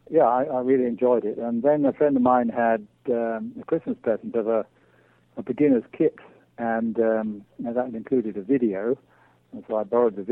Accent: England, United Kingdom; moved away as an adult; now in Manitoba, Canada; as you can probably tell from my accent, I come originally from England

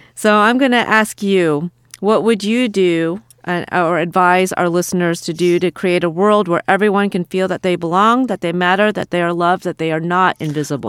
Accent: Iowa, United States; moved away as an adult; also born or lived in England; after I moved to, um, Iowa, my hometown

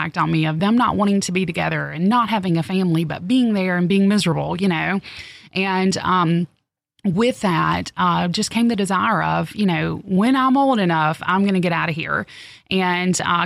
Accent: the South, United States; growing up in the South

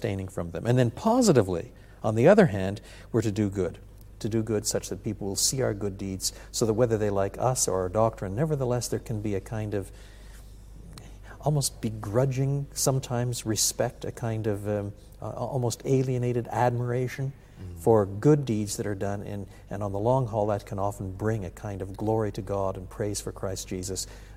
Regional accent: Canada; now in United States; I'm a Canadian, but I live in the United States, and I have a green card that tells me there I'm a resident alien

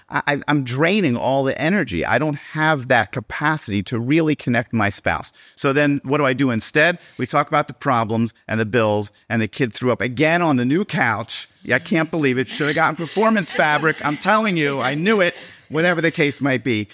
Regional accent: Baltimore, Maryland, United States; now in Miami Beach, United States; I grew up in Baltimore

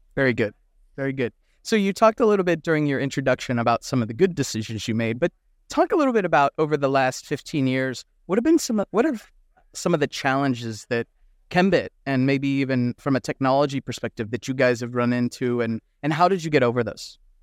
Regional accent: United States; as an American

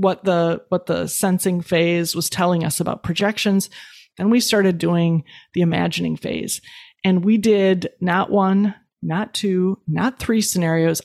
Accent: Midwest, United States; I was raised in the Midwest.

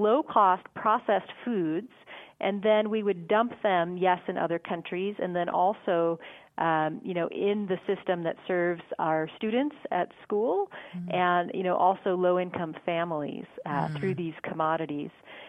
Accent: Montana, United States; moved away; also born or lived in Massachusetts; Born and raised in Montana.

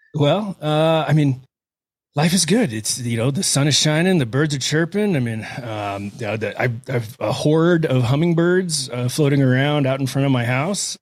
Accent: Houston, Texas, United States; moved away as an adult; now in Crested Butte, United States; I was raised in Houston, right, born and raised till, uh, till I was eighteen years old and ran off in the military

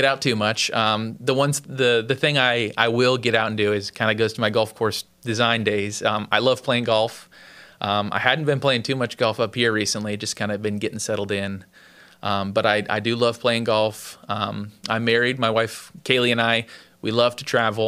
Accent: Orlando, Florida, United States; moved away as an adult; now in North Carolina, United States; growing up in Florida

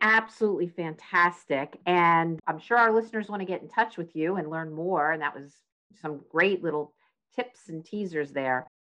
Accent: New Jersey, United States; accent: Philly; I got the Philly accent too. I grew up in South Jersey

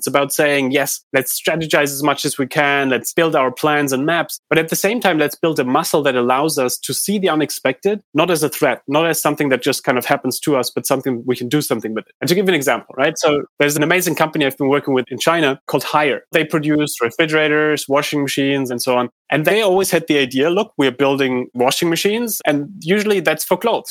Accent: Heidelberg, Baden-Württemberg, Germany; I grew up in Heidelberg in Germany

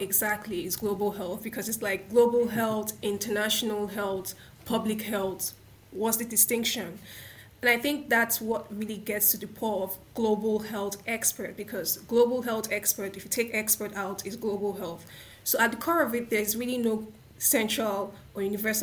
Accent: Nigeria; I'm a Nigerian, I come from Nigeria

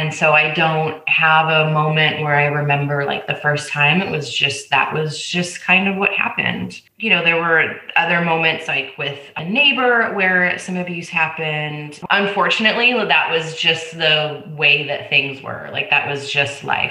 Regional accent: Southern California, United States; also born or lived in Pasadena / Temecula; So I grew up in Southern California, and I was born in Pasadena.

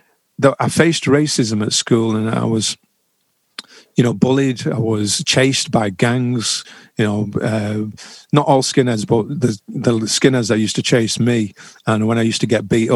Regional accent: Manchester, North West England, United Kingdom; I was born in Manchester. I was born in Longsight on a council estate. I grew up happy, poor but happy.

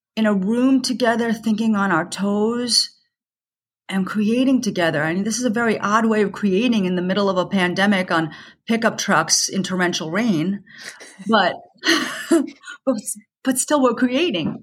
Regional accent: New York, United States; I, I'm a New Yorker

